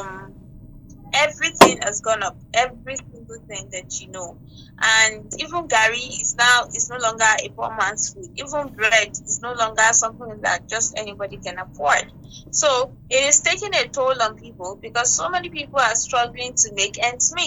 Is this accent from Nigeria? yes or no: yes; Nigeria; Being a Nigerian